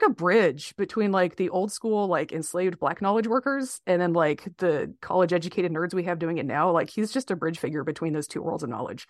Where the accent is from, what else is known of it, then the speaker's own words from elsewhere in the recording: Miami, Florida, United States; when I was a kid, we were growing up in Miami. It was Miami during the crack epidemic. So, you know, it was like very mixed race community. A lot of my classmates are black.